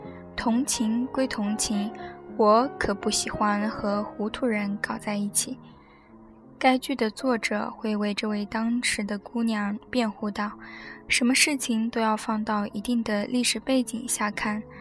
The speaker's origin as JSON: {"language": "Chinese", "country": "China", "said": "这件事让中国人一说，太过复杂。我就是中国人，所以讲的这样复杂。"}